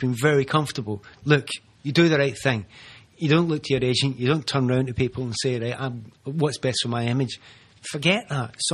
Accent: Glasgow, Scotland, United Kingdom; moved away as an adult; also born or lived in London; I'm a I'm a Glasgow, kind of East End Glasgow boy

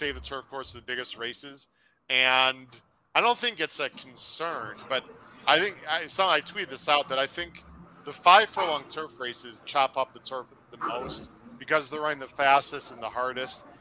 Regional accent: Illinois, United States; We're both from Illinois

